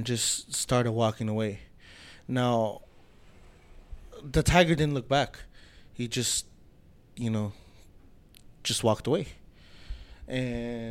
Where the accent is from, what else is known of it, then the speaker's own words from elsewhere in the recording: United States; my brother and I, we're American, we were born here, we're U.S. citizens, but, you know, to us, ourselves, we're full-blooded Bolivians